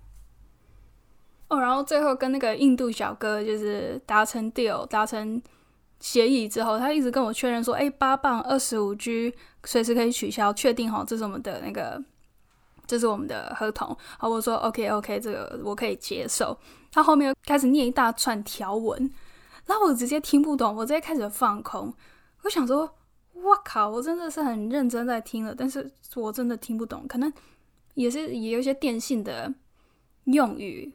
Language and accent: Chinese; Taiwan; now in London, United Kingdom; 现在刚好有很多那个台湾的模特朋友都在伦敦，可以常常见面吃吃饭聊聊天。虽然也是有其他这边的外国朋友，但是我觉得跟来自同一个地方、同一个家乡的人相处，那个那个亲切感、那归属感，就是就是不一样。